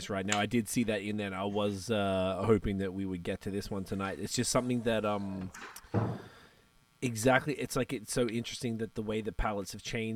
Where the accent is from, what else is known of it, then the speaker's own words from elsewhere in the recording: Australia; moved away as an adult; now in Canada; I'm from Australia, I moved to Canada in 2010